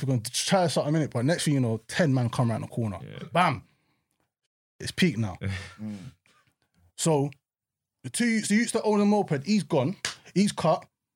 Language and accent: English; London, United Kingdom; when I was growing up in Peckham